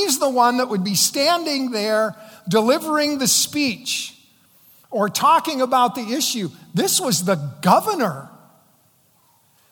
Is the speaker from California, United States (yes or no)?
no; South Dakota, United States; the local American Legion in my hometown said, we're going to pay to send these eighth graders to the South Dakota Capitol in Pierre